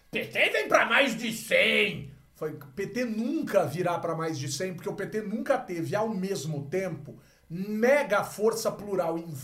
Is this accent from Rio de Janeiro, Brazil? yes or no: no; Mato Grosso, Brazil; Mas eu não sou eleitor de Pernambuco, não sou eleitor gaúcho, não sou eleitor sou mato-grossense, cara.